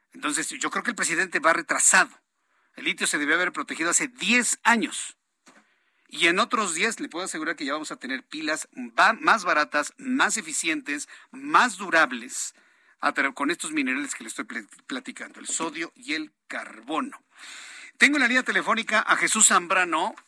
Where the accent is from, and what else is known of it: Mexico